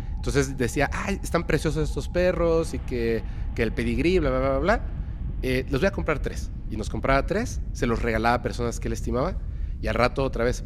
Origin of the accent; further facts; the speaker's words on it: Mérida, Yucatán, Mexico; also born or lived in Mexico City; yo soy eh, mexicano